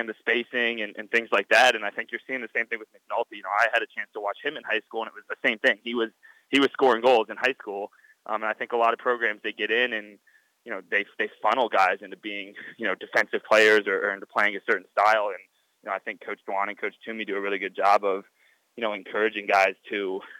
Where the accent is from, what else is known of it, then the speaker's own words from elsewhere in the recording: Atlanta, Georgia, United States; my hometown of Atlanta